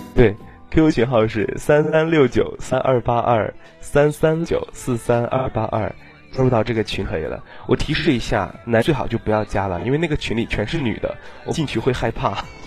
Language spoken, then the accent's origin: Chinese; Northeast China, China; 我也是东北的